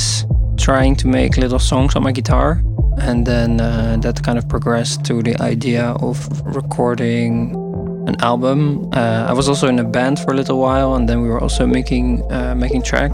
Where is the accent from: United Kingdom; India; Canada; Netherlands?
Netherlands; Haarlem, North Holland; now in Rotterdam, Netherlands; I'm from Haarlem, actually, originally. I'm living in Rotterdam right now